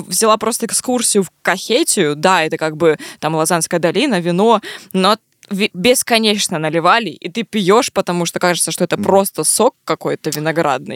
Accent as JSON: {"language": "Russian", "town": "Vladivostok", "region": "Primorsky Krai", "country": "Russia", "said": "я просто из Владивостока"}